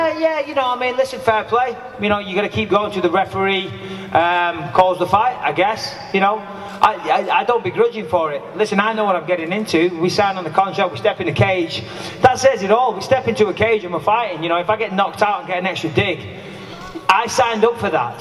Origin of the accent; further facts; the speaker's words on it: Clitheroe, North West England, United Kingdom; I'm from just down the road. I'm from Clitheroe